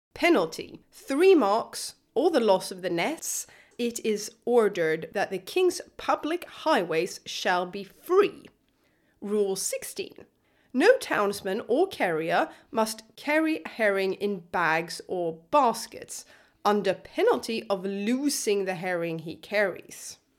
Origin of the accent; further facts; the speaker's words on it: Skåne coast, Sweden; I grew up on the Skåne coast